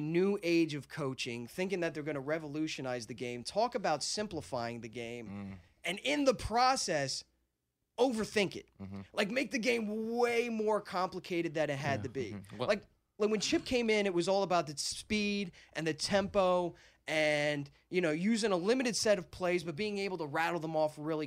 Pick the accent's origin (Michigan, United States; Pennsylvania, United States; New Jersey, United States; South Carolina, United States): New Jersey, United States; also born or lived in Philadelphia; I grew up in Jersey.